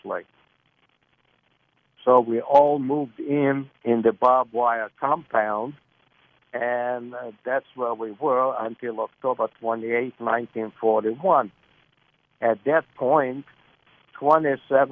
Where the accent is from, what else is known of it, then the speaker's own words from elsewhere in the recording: Lithuania; now in Virginia, United States; I was born in Lithuania in 1935.